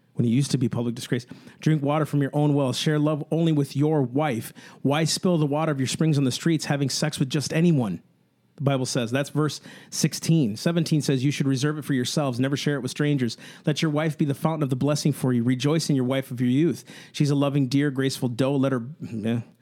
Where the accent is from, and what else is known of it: United States